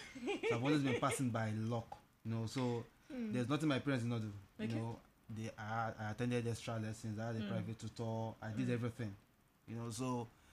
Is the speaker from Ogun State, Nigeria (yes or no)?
no; Lagos, Nigeria; also born or lived in Anambra State; I'm from Anambra State. I was born and brought up in Lagos all my life.